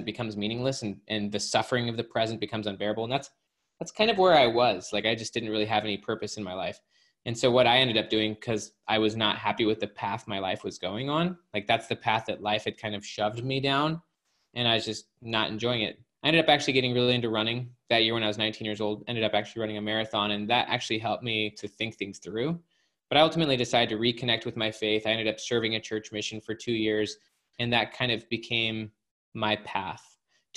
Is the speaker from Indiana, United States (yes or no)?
no; Utah, United States; I grew up in Utah, very religious family